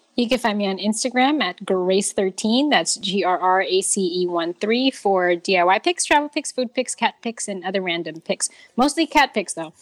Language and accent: English; New York, United States; as a New Yorker